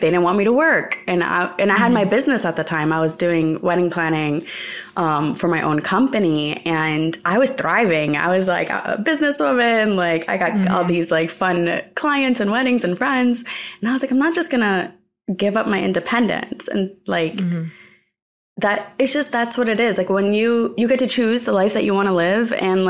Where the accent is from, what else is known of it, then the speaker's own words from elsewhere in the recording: New Jersey, United States; In New Jersey. So, like, my entire dream was to live in New York for my entire life.